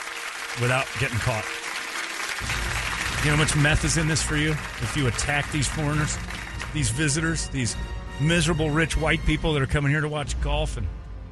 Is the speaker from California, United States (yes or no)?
no; Tucson, Arizona, United States; I'm from Tucson.